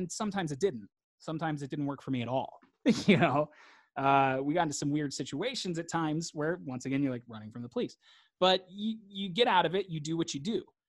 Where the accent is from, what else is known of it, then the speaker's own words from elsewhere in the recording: Mississippi, United States; And I was like, oh, I'm from Mississippi. He's like, so you're Mississippi. And I was like, okay, I'm Mississippi, you know?